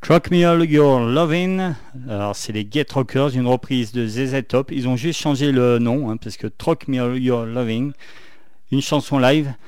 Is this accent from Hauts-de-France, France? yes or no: no; Saint-Étienne, Auvergne-Rhône-Alpes, France; accent: stéphanois; mon accent stéphanois anglais pourri